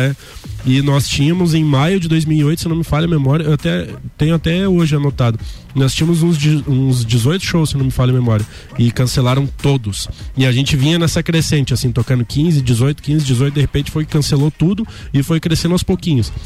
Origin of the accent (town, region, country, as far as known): Lages, Santa Catarina, Brazil; born or raised there; also born or lived in Urubici / Florianópolis